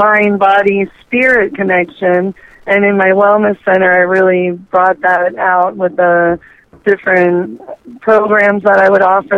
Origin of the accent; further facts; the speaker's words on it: Miami, Florida, United States; I was born and raised in South Florida, Miami, Florida.